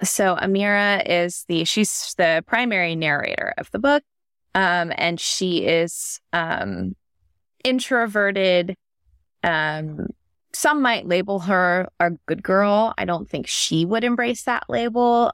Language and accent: English; Northern Virginia, United States; moved away; also born or lived in New York City; I grew up in Northern Virginia in like the suburbs of DC